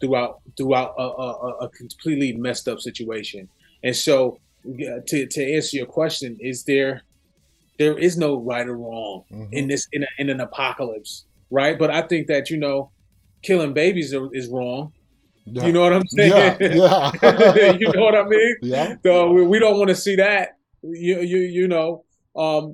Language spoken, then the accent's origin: English; Buffalo, New York, United States; now in Los Angeles, United States; I live in LA now, but I'm originally from Buffalo, New York